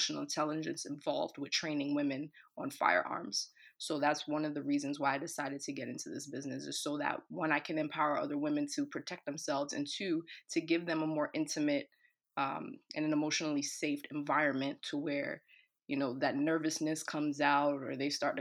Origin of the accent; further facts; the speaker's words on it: New York City, New York, United States; I'm born and raised in the Bronx in New York